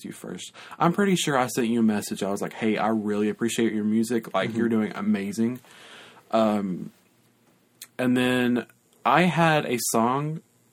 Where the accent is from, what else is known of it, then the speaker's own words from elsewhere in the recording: Lafayette, United States; moved away as an adult; now in South Carolina, United States; my hometown, LaFette